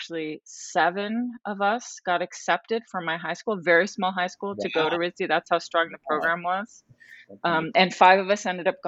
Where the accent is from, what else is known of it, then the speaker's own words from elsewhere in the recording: northern Westchester, New York, United States; moved away as an adult; also born or lived in Rhode Island; I grew up in northern Westchester, New York